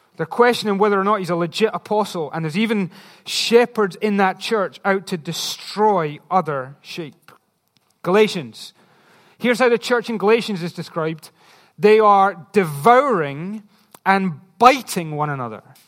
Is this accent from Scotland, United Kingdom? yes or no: yes; Scotland, United Kingdom; I'm just Scottish